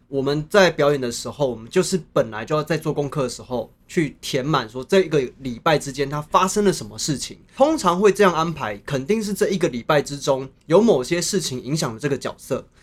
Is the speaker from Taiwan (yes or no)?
yes; Chiayi, Taiwan; 我是嘉义人